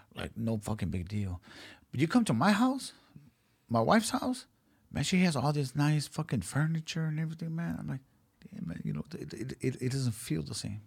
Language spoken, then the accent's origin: English; Los Angeles, California, United States; I was born and raised in South Central Los Angeles